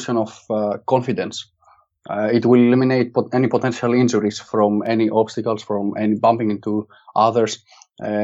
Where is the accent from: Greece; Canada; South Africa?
Greece; moved away as an adult; now in Manchester, United Kingdom; while I was growing up in Greece